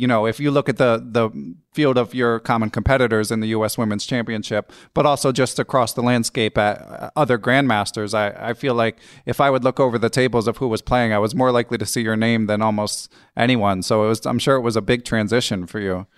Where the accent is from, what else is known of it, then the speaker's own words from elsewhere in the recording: Philadelphia, Pennsylvania, United States; I grew up in Philly, I used to play in New York a fair amount